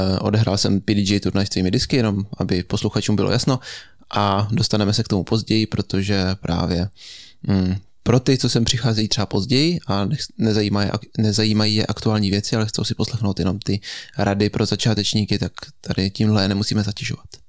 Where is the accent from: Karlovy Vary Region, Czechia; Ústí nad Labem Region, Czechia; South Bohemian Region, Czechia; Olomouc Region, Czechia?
South Bohemian Region, Czechia; Český Krumlov; u nás v Krumlově